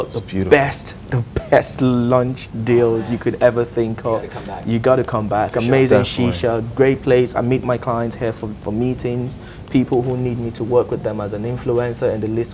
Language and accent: English; Nigeria; now in Dubai, United Arab Emirates; I'm Nigerian